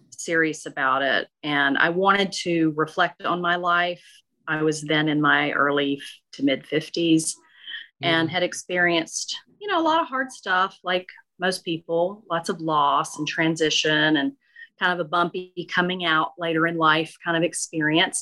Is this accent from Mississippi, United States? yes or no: yes; Okolona, Mississippi, United States; moved away; I grew up in Northeast Mississippi in a tiny town called Okolona near Tupelo